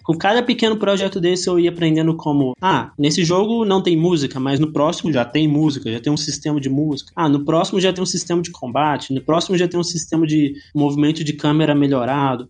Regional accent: Goiânia, Goiás, Brazil; moved away; sou de Goiânia, então é uma cidade, assim, quase como do interior, né? É capital de Goiás

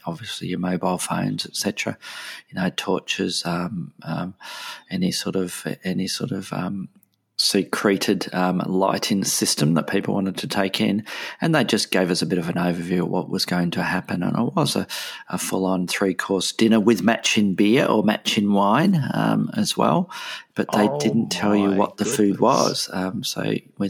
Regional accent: Melbourne, Victoria, Australia; here in my hometown in Melbourne

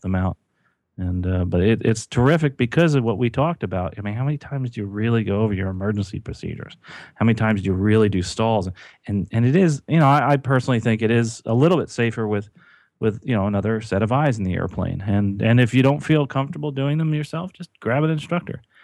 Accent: New Jersey, United States; I grew up in New Jersey near horse country

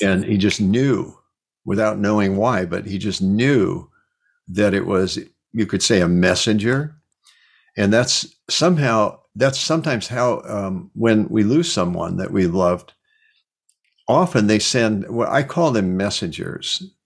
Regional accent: Cedar Rapids, Iowa, United States; moved away; also born or lived in California; I was born in Cedar Rapids

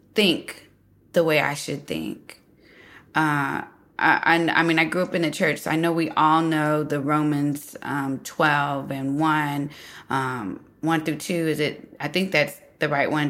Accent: United States; here I am, American

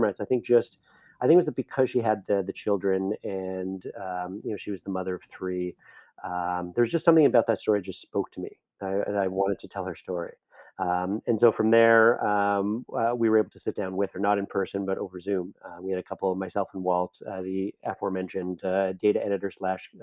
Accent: Canada; I'm Canadian, so I say project.

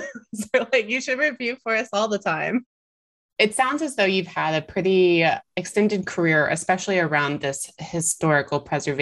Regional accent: Alabama, United States; I'm from Alabama.

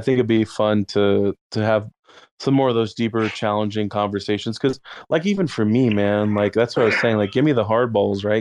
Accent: Austin, Texas, United States; I'm from Austin area

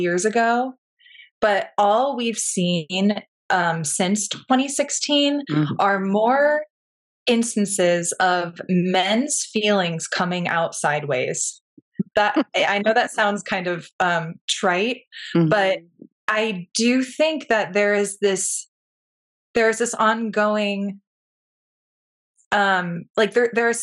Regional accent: Pacific Northwest, United States; moved away as an adult; now in Marfa, United States; I didn't grow up in Texas. I'm from the Pacific Northwest.

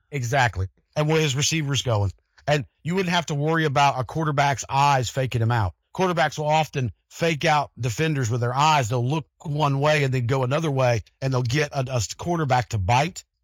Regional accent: Denver, Colorado, United States; born or raised there

